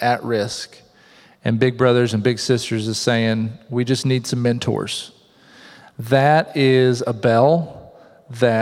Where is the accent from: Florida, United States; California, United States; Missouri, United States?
Missouri, United States; southern; moved away; I was 11 when a man named Rod Farthing moved to my hometown in southern Missouri